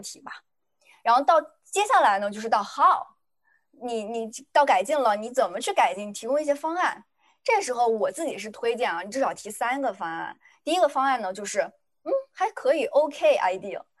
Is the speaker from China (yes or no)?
yes; China; 作为一个中国人